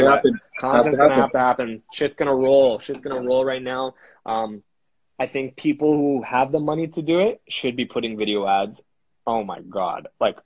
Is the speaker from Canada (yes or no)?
yes; Canada; A lot of people, we're Canadian guys, we're helping as much as we can for each other, which is great about our country